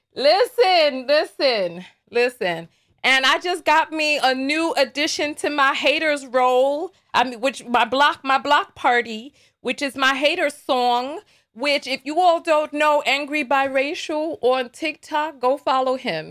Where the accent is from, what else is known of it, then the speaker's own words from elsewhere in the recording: New York, United States; accent: New York; My New York is so strong today because I'm not I'm not in video making mode yet. I have to calm myself to to to, to dampen my accent